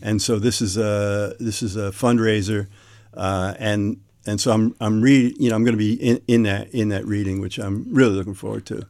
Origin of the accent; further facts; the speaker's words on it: New York City, New York, United States; moved away as an adult; now in Wellfleet, United States; I, am originally as a kid out of New York City. I grew up in in uh, Brooklyn, Queens